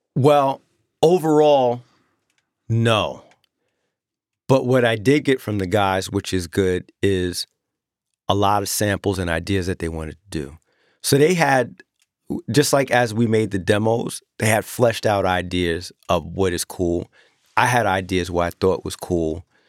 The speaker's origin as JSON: {"language": "English", "town": "New York City", "region": "New York", "country": "United States", "also_born_or_lived": "Long Island", "moved": "yes", "said": "I'm from Queens"}